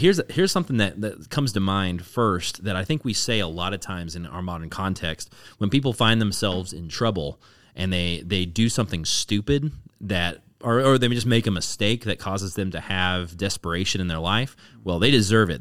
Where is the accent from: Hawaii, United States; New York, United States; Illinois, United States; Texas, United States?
Texas, United States; DFW area; now in Austin, United States; I grew up in the DFW area